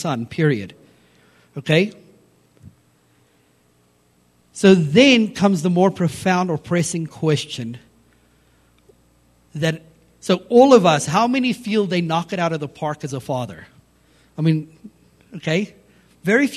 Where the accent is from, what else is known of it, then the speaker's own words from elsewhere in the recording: South Africa; growing up in South Africa, my dad was a rugby player in South Africa